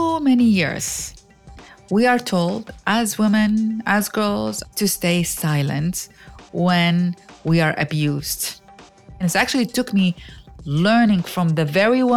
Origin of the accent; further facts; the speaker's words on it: Iraq; now in United States; I grew up in Iraq